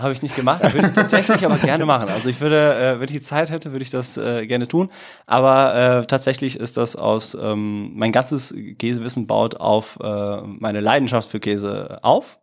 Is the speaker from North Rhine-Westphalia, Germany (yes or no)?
yes; Dortmund, North Rhine-Westphalia, Germany; moved away as an adult; also born or lived in Italy; now in Cologne, Germany; ich komm aus dem Ruhrgebiet